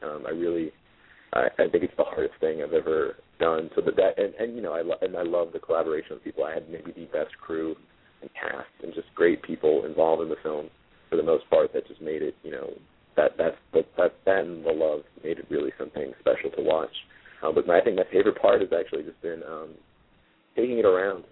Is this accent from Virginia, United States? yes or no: no; Jersey City, New Jersey, United States; I'm from Jersey City and I'm fast talking